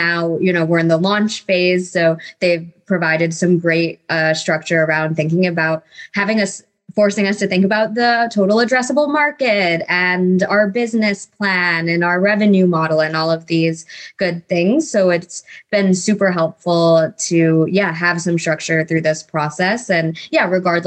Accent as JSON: {"language": "English", "town": "Rochester", "region": "New York", "country": "United States", "tie": "born or raised there", "also_born_or_lived": "Virginia", "moved": "as an adult", "lives_now": "Charlottesville, United States", "said": "I am originally from Rochester, New York. So born and raised there, spent 18 years of my life in the cold"}